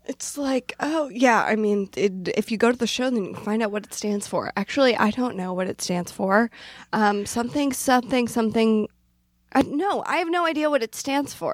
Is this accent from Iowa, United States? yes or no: no; Newark, Delaware, United States; moved away; I grew up in Delaware